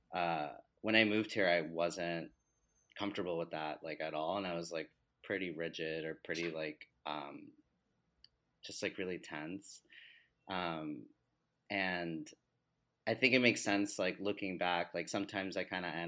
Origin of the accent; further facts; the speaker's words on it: New Jersey, United States; moved away as an adult; also born or lived in Delaware; now in New York City, United States; I grew up in Jersey